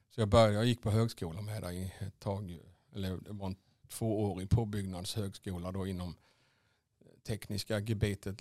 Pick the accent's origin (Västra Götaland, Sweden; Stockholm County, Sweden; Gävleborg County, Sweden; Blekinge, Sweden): Blekinge, Sweden; Vekrum; also born or lived in Karlskrona / Asarum / Svängsta; Vekrum, då började de första minnena dyka upp